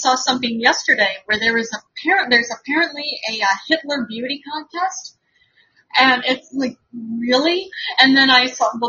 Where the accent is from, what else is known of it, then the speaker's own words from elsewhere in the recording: Bowling Green, United States; now in New York, United States; I grew up in Bowling Green, which I learned as I grew up. I actually was a KKK stronghold